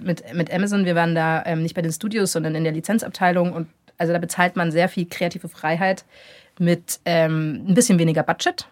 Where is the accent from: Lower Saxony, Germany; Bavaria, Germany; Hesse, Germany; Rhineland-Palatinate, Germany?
Bavaria, Germany; near Augsburg; ich bin in der Nähe von Augsburg aufgewachsen